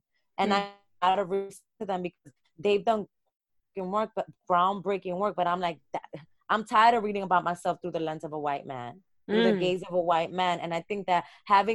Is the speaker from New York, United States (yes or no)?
yes; New York City, New York, United States; being from Brooklyn. And I can't talk about who I am without talking about Bed-Stuy and Bushwick.